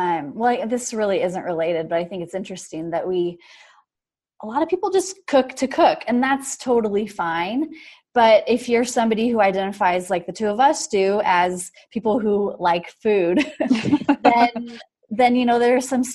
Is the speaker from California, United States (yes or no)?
no; Washington, United States; I grew up in Washington